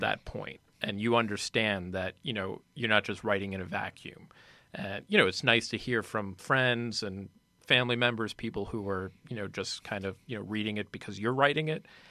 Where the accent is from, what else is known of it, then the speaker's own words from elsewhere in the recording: Nanuet, New York, United States; also born or lived in Boston; now in New York City, United States; I'm from Nanuet, New York, uh, up by the Tapestry Bridge there